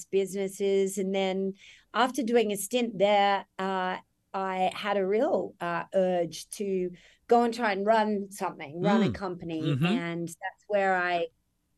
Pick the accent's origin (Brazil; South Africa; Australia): Australia; moved away as an adult; now in New York, United States; I'm Australian.